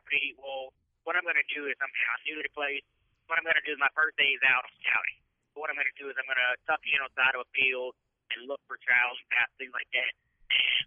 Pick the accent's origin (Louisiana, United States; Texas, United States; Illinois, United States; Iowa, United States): Louisiana, United States; I'm from Louisiana